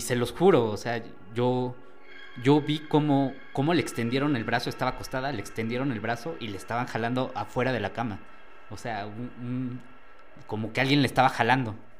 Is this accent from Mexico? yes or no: yes; Calpulalpan, Tlaxcala, Mexico; Vengo del municipio de Calpulalpa, en el estado de Tlaxcala